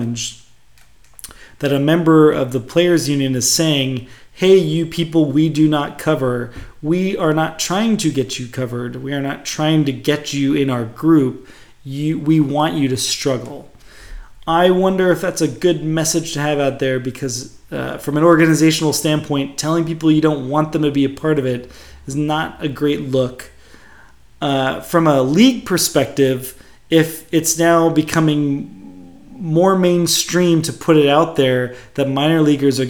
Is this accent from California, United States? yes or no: yes; Bay Area, California, United States; growing up in the Bay Area